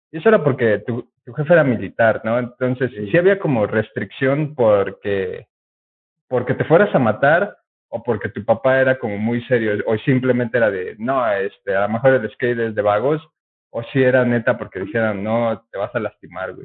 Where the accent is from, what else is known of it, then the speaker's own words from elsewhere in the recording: Puebla, Mexico; éramos un grupo de mi colonia